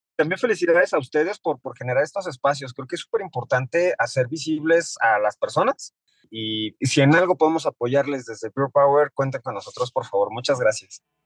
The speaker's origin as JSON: {"language": "Spanish", "country": "Mexico", "said": "nos pesa mucho como mexicanos"}